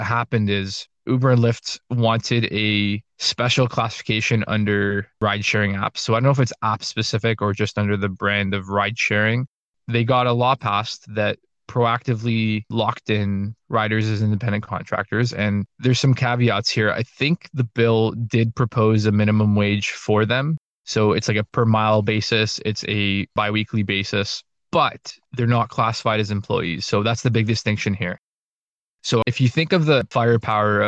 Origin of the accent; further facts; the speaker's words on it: Canada; I'm Canadian, I'm not American